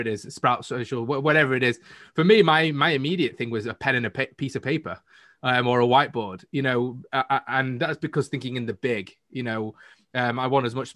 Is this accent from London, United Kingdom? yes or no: no; Manchester, North West England, United Kingdom; I'm from the north of the UK in Manchester